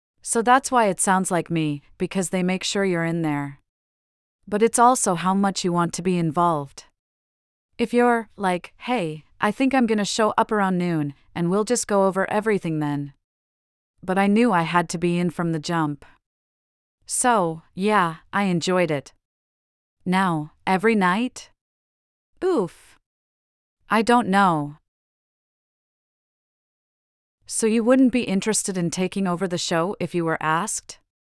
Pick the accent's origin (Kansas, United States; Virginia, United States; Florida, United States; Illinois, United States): Virginia, United States; Yeah, and also my home state of Virginia, I've helped out.